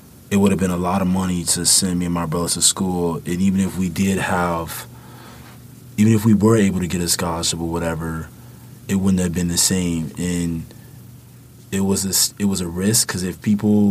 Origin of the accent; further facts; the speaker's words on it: Chicago, Illinois, United States; moved away; growing up in the South Side of Chicago